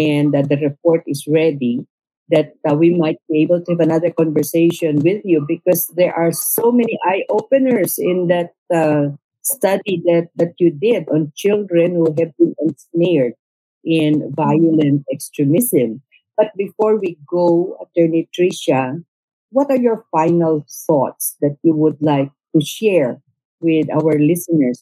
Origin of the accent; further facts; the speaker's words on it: Sulu, Bangsamoro, Philippines; I come from Sulu, a very conflict-affected area